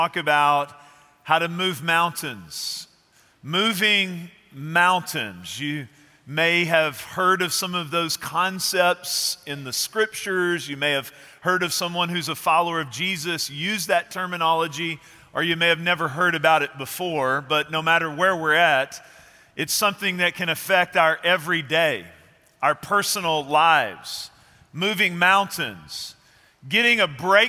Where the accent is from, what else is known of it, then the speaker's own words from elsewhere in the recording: Texas, United States; our culture here in Texas